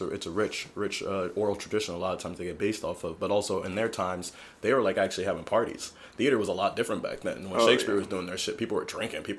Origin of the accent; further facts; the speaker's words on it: Camden, New Jersey, United States; I grew up in Camden, that just, like, connects right across from Ben Franklin.